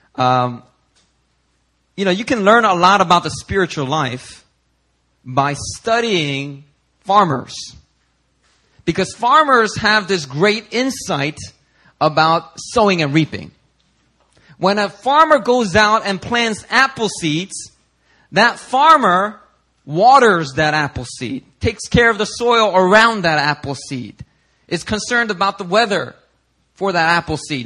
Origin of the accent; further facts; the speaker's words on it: Philadelphia, Pennsylvania, United States; growing up in Philly